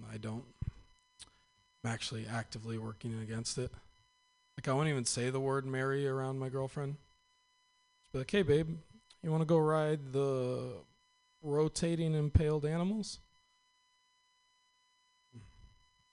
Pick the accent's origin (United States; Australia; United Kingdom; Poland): United States; Northern California; I am from Northern California